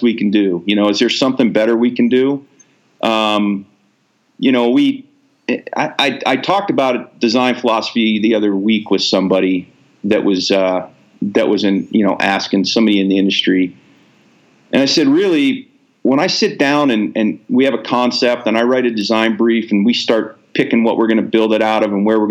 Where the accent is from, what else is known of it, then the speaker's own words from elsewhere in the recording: Ohio, United States; moved away; also born or lived in Alaska; I grew up in Ohio